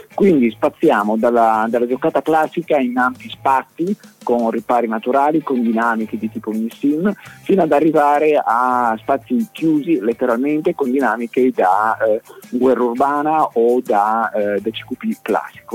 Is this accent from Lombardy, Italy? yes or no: no; Trieste, Friuli-Venezia Giulia, Italy; dalle nostre parti a Trieste